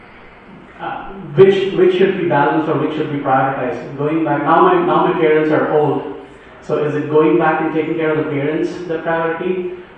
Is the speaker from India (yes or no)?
yes; India; moved away as an adult; now in United States; I'm born and brought up in India